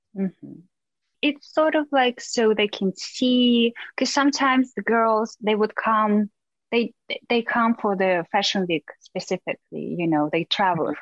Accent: Russia; moved away as an adult; also born or lived in New York; I grew up in Russia, but I obviously have a very Asian look

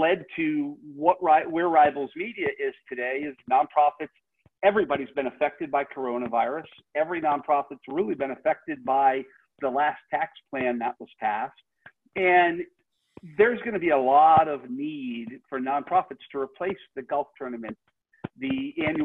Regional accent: Rhode Island, United States; I grew up in Rhode Island, so I'm a Red Sox fan.

